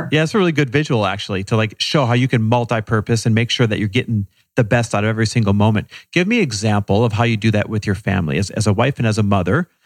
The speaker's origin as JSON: {"language": "English", "region": "Midwest", "country": "United States", "tie": "born or raised there", "moved": "as an adult", "lives_now": "Los Angeles, United States", "said": "Growing up Persian sounds a lot like growing up in the Midwest."}